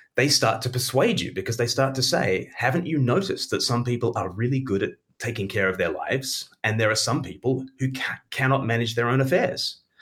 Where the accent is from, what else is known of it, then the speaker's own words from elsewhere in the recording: Australia; now in United Kingdom; I grew up in Australia